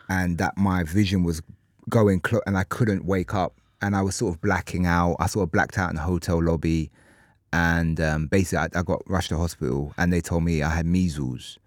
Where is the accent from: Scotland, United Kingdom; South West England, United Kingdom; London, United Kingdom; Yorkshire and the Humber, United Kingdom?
London, United Kingdom; Ilford; I'm from Ilford